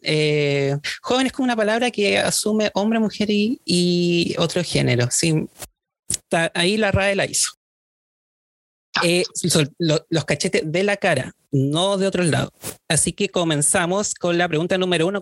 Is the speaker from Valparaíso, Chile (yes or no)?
yes; Viña del Mar, Valparaíso, Chile; yo soy de Viña